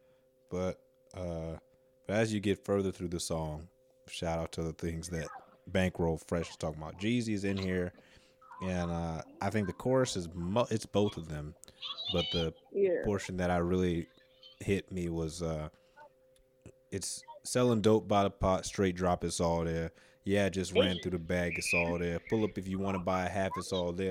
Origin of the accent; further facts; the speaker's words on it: United States; I'm an American.